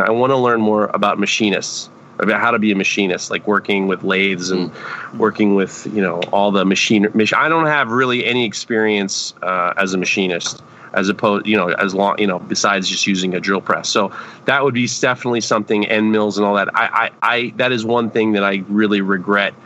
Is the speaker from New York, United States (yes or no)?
yes; New York City, New York, United States; When I was growing up in New York City, I used to clean the tree pits on Park Avenue